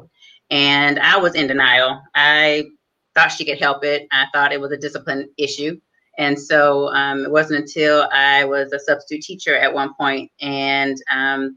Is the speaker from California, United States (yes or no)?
no; Detroit, Michigan, United States; moved away as an adult; also born or lived in New Orleans, Louisiana / Atlanta, Georgia; I am originally from Detroit, Michigan. I grew up in and was raised in Detroit